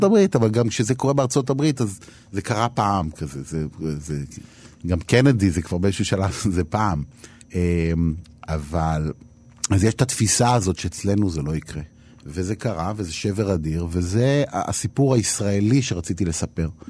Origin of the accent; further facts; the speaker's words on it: Herzliya, Tel Aviv District, Israel; שהייתה לי ילדות אה, מסובכת, אה, לכאורה יפה כזאת, הרצליה פיתוח